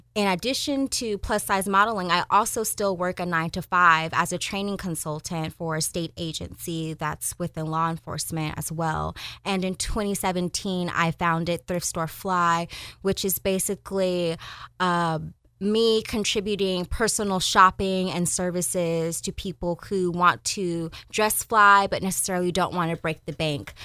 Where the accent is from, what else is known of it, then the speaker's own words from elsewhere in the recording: Sacramento, California, United States; I am a Sacramento native, born and raised in Del Paso Heights